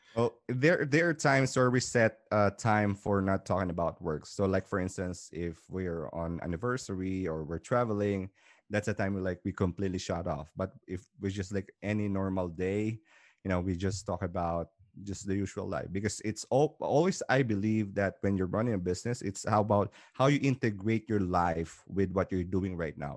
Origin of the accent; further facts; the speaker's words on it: Philippines; moved away as an adult; now in Dubai, United Arab Emirates; I came from Philippines, originally from Philippines, Southeast Asia